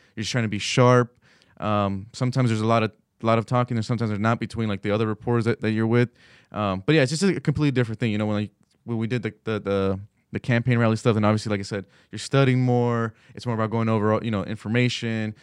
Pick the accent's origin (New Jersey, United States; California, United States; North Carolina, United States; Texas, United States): California, United States; moved away as an adult; now in Washington, D.C., United States; my family back in California, I just drive through my my hometown